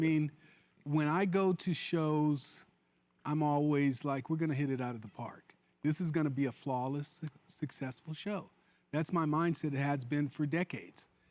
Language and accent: English; Mobile, Alabama, United States; I was born in Mobile, Alabama